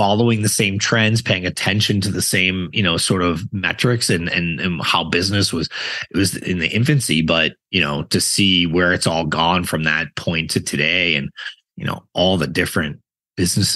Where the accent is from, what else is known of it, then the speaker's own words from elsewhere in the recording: Boston, Massachusetts, United States; I grew up in Boston